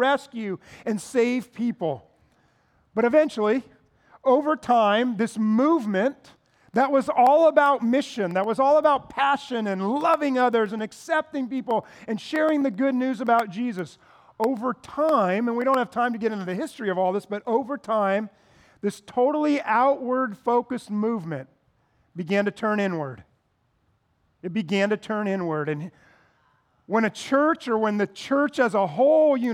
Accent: United States; American Christians

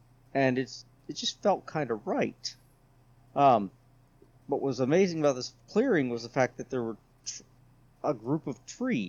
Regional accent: San Antonio, Texas, United States; I grew up in San Antonio, Texas. At least I went to high school there. All right, military brat, I've been all over the world.

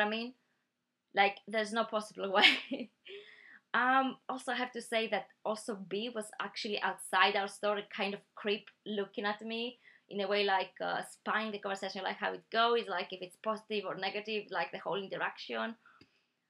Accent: Greece; now in United Kingdom; I'm from Greece

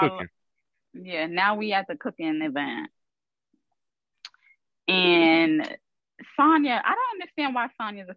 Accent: New York, United States; I'm from New York

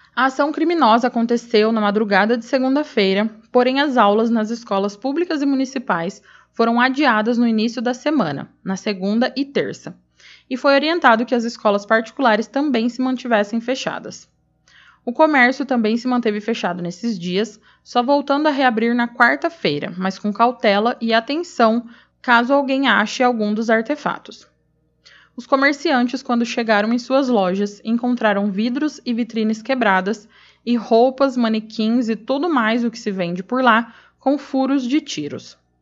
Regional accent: Araçatuba, São Paulo, Brazil; moved away; eu sou natural de Aracatuba, então eu tenho família e amigos por lá

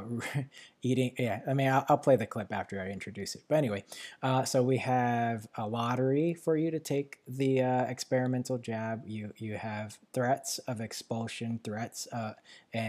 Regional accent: New York City, New York, United States; moved away; I was born in Manhattan, so the city area

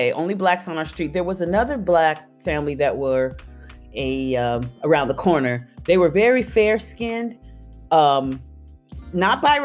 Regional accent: Tucson, Arizona, United States; now in San Diego, United States; I'm originally from Tucson, Arizona. I was born and raised there.

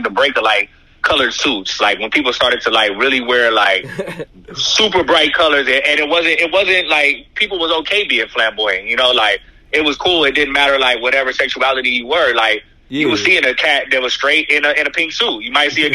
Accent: Inglewood, California, United States; moved away; also born or lived in Paris; I hail from Inglewood, California

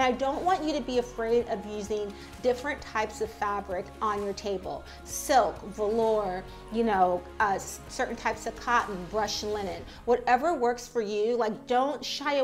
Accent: San Diego, California, United States; moved away as an adult; now in New York City, United States; my hometown of San Diego

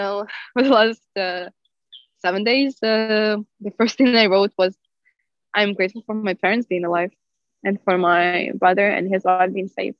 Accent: Ukraine; now in Ljubljana, Slovenia; I'm from Ukraine.

